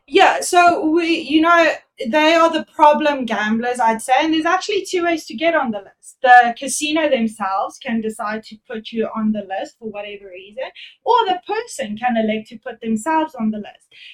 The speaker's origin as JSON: {"language": "English", "town": "Durban", "region": "KwaZulu-Natal", "country": "South Africa", "said": "I'm actually from Durban."}